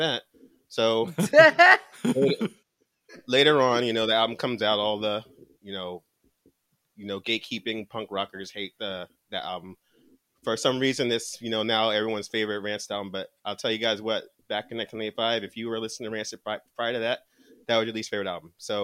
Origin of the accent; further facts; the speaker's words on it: New Jersey, United States; I'm from New Jersey, so we like to be called the Felt Americans